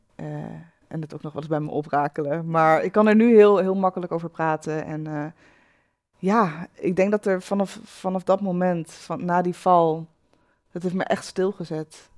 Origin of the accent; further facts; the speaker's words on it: Achterhoek, Gelderland, Netherlands; Ik kom uit de Achterhoek